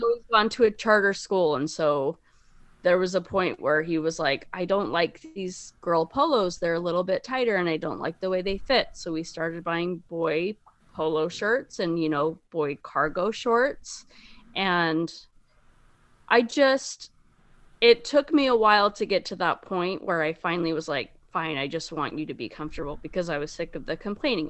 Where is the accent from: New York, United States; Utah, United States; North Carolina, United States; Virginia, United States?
Utah, United States; Bountiful; I am from Bountiful, Utah